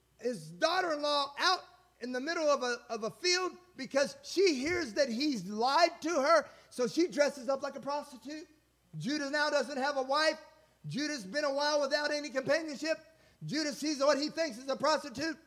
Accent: Indiana, United States; now in Texas, United States; I'm from Indiana

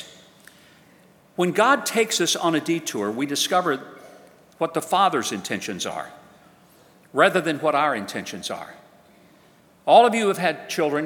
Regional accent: Hope, Arkansas, United States; playing Little League Baseball in my hometown of Hope, Arkansas

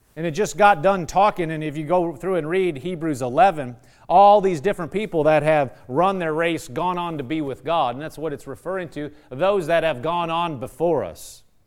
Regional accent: Nebraska, United States; moved away; I'm from Nebraska

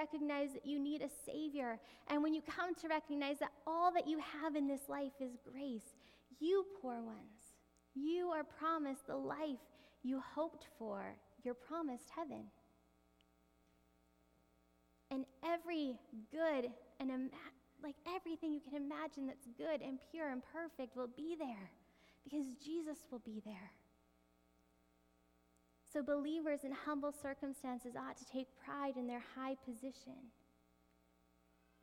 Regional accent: Canada; even though we're Canadian

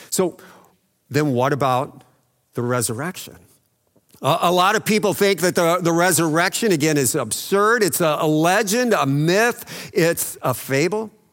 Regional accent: El Paso, Texas, United States; growing up in El Paso

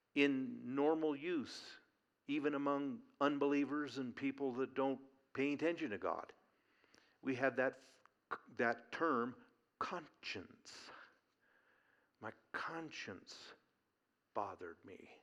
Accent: Eugene, Oregon, United States; growing up in Eugene, Oregon

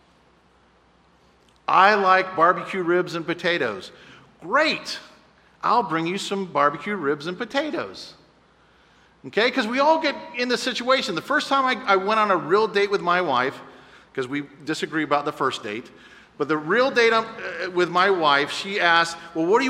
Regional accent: Cocoa Beach, Florida, United States; I grew up in Cocoa Beach not knowing Jesus Christ

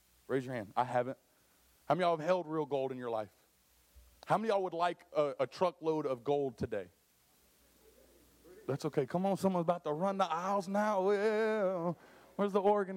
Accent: Dallas, Texas, United States; now in St. Louis, United States; I know I'm from Texas. I'm a Dallas boy

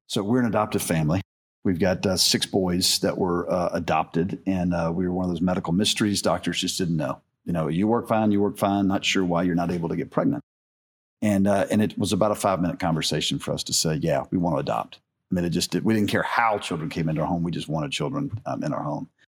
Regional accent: the South, United States; I grew up in the South

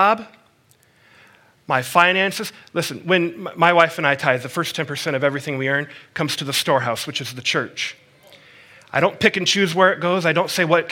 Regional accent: United States; As an American

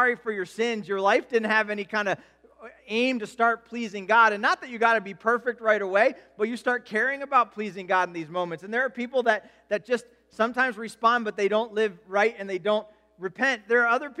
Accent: United States; as an American culture

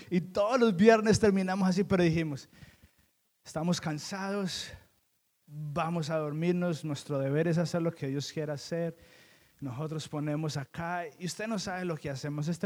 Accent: Colombia; Yo le decía a Keren, usted vino de un pueblito de México y yo vine de Colombia.

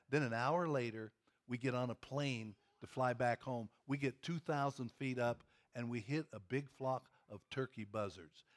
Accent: Pennsylvania, United States; also born or lived in Kentucky; now in Louisville, United States; I grew up in Pennsylvania on the farm

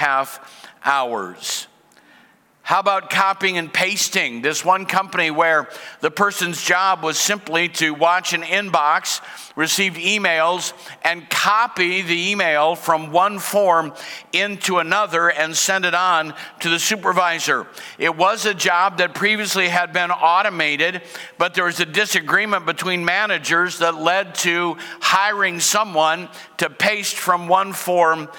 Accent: Cedar Rapids, Iowa, United States; I grew up in Cedar Rapids, the city of five seasons

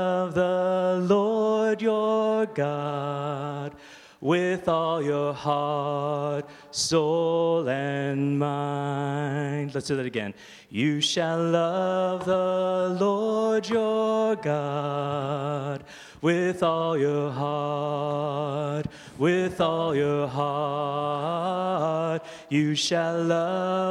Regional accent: Toronto, Ontario, Canada; now in Stouffville, Canada; I grew up in the East End of Toronto

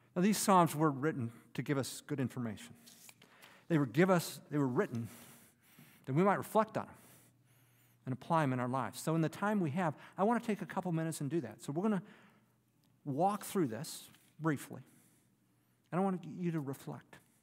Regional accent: Detroit, Michigan, United States; As a kid, I grew up in the Detroit area

